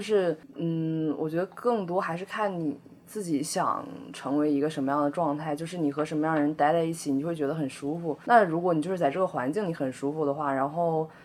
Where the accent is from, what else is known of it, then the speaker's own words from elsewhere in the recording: Northeast China, China; now in Beijing, China; 我老家是在那个东北蓝山，然后我们家嗯。有个特别大的寺庙，就是叫嗯。立佛院